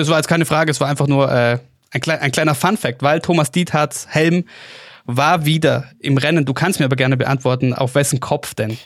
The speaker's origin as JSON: {"language": "German", "town": "Oberstdorf", "region": "Bavaria", "country": "Germany", "tie": "born or raised there", "said": "aus meiner Heimatgemeinde"}